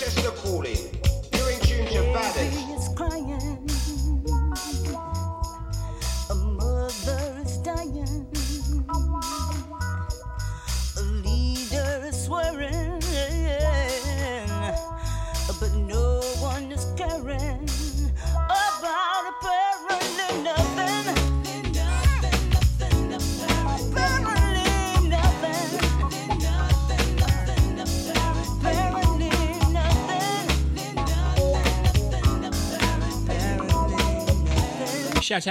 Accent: Stoke-on-Trent, West Midlands, United Kingdom; I am from Stoke.

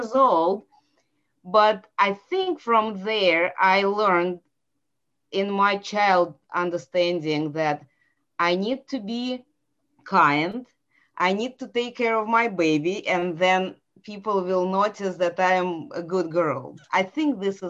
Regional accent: Saint Petersburg, Russia; English is a second language; moved away as an adult; now in Atlanta, United States; this is where I was born and raised

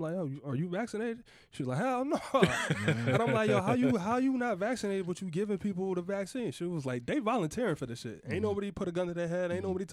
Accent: Connecticut, United States; I'm from Connecticut. I go back home

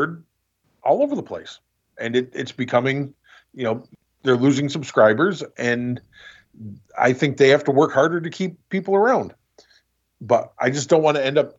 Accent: New York, United States; moved away; I grew up in New York, USA, Milky Way

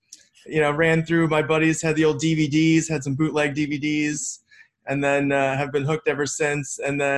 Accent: Los Angeles, California, United States; Yeah, we're from LA.

